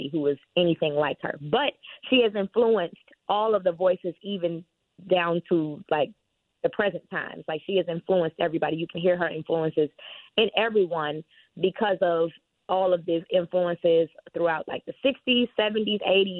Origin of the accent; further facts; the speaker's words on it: Chicago, Illinois, United States; moved away as an adult; now in Los Angeles, United States; I grew up in Chicago, in the south suburbs of Chicago